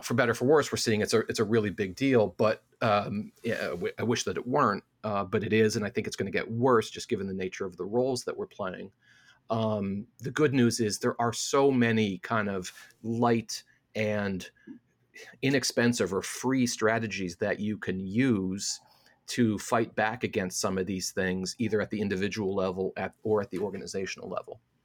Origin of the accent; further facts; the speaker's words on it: Midwest, United States; I'm a Midwesterner